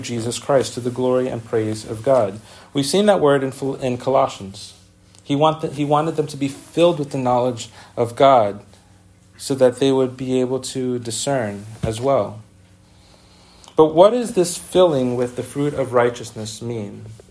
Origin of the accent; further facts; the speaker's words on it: New York City, New York, United States; we grew up with in the Bronx